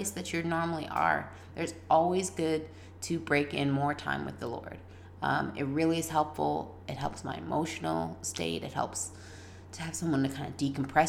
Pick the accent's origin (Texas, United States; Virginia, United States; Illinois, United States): Virginia, United States; moved away; also born or lived in New Orleans, Louisiana / Canada; I grew up in Virginia